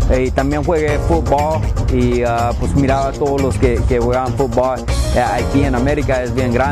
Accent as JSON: {"language": "Spanish", "country": "Mexico", "said": "estoy bien gustoso que soy mexicano. Eh, esto es algo que, que, tengo en la sangre"}